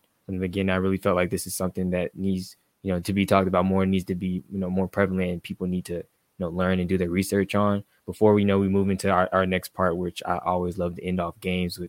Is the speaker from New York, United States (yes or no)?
no; Atlanta, Georgia, United States; here in my hometown